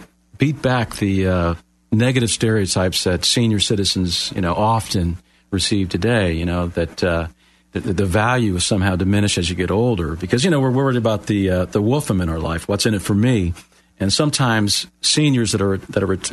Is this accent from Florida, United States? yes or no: yes; Miami, Florida, United States; moved away; I'm from Miami originally, born and raised, Floridian. Moved here many years ago